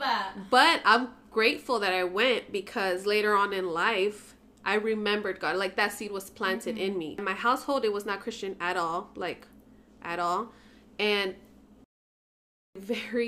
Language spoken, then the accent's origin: English; San Francisco, California, United States; I grew up in San Francisco and with a single mom